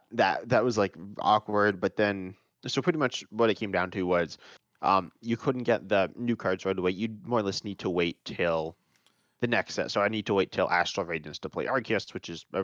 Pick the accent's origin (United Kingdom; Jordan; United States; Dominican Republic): United States; We're both American, so we both like really mainly know Americans.